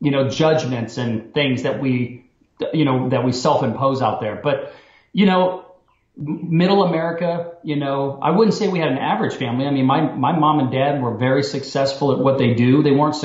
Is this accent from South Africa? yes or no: no; Alaska, United States; And growing up there, you kind of take it for granted.